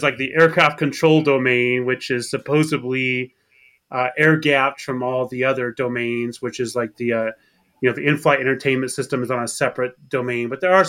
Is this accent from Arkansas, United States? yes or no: yes; Arkansas, United States; I grew up in Arkansas. That's where I graduated high school.